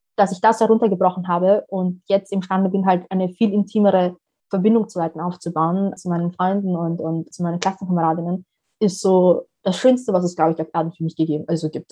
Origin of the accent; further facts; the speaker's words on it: Vienna, Austria; also born or lived in Somalia; ich bin eine Wienerin wie Dominik Nepp